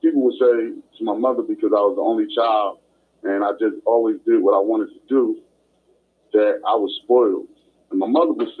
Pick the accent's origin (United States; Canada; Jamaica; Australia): United States; I was raised in Canterbury and Crestfair Apartments on Morgan Boulevard